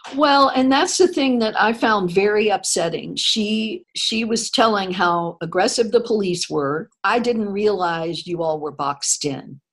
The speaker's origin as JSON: {"language": "English", "town": "Tallahassee", "region": "Florida", "country": "United States", "tie": "born or raised there", "said": "growing up in North mm-hmm. Florida, which was right near Alabama, and then in Tallahassee"}